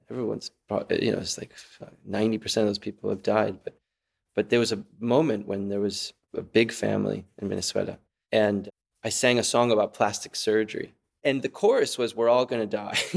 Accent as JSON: {"language": "English", "town": "Caracas", "region": "Capital District", "country": "Venezuela", "tie": "born or raised there", "also_born_or_lived": "Texas / San Francisco", "moved": "yes", "said": "I was born in Texas, but I grew up in Caracas, Venezuela."}